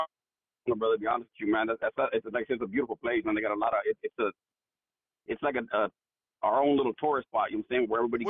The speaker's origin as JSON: {"language": "English", "town": "Phoenix", "region": "Arizona", "country": "United States", "lives_now": "Glendale, United States", "said": "I live like 2.5-3 miles away from the stadium. So I actually live in Glendale. I'm from Phoenix, but I live in Glendale too, brother."}